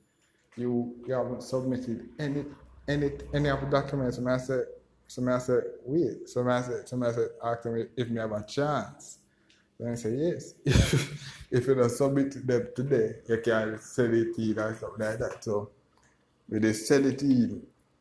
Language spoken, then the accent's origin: English; Westmoreland, Jamaica; also born or lived in Kingston, Jamaica; I come from Westmoreland to Kingston for the pre-orientation